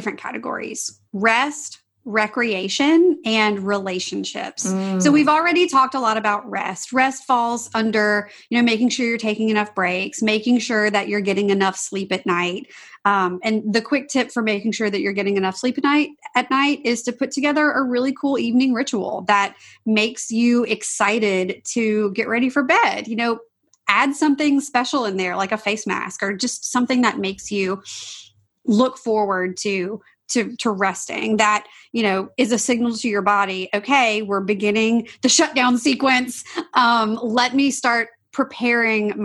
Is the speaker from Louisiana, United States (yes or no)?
yes; Louisiana, United States; I'm from Louisiana